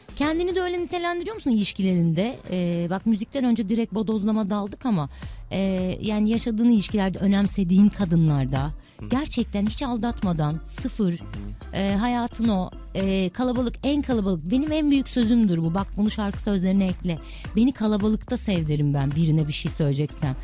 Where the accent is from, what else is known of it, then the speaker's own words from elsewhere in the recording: Istanbul, Turkey; Anadolu yakasında doğdum, büyüdüm.